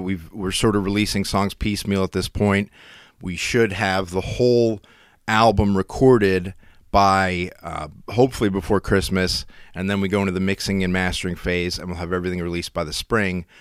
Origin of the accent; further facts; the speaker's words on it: Schuylkill County, Pennsylvania, United States; I'm from the Skook